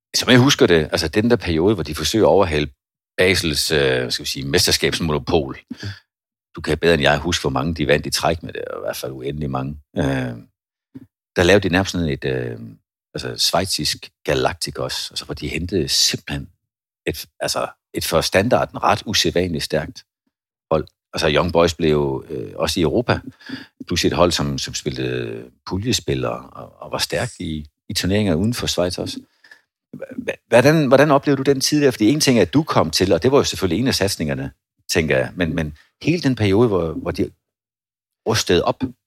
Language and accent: Danish; Svendborg, Southern Denmark, Denmark; der, hvor jeg kommer fra, Svendborg